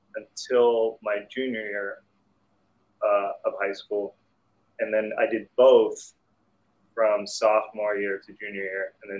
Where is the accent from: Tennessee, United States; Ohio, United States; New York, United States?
Ohio, United States; Salem; also born or lived in Morocco; I was born in Morocco. And so my dad's from Salem, Ohio. And then around the mid-90s, he decided he wanted to live back in the U.S. So we moved to good old Salem, Ohio.